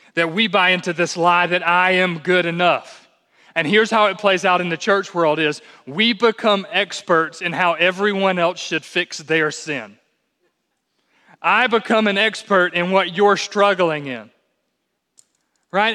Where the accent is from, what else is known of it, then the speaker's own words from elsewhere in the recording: United States; as American, American evangelicals